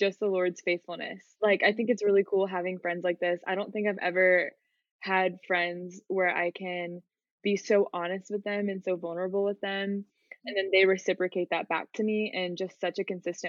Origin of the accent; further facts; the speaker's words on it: Memphis, Tennessee, United States; I'm a junior at Liberty studying pre-med. I'm from Memphis, Tennessee